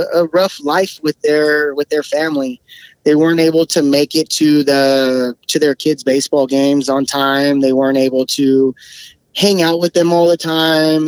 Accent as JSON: {"language": "English", "area": "Bay Area", "region": "California", "country": "United States", "tie": "born or raised there", "moved": "as an adult", "lives_now": "Sacramento area, United States", "said": "I grew up in the Bay Area. That's where I grew up"}